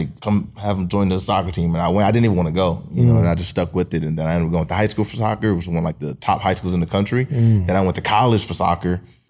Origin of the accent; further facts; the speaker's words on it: Paterson, New Jersey, United States; born and raised in Paterson, New Jersey.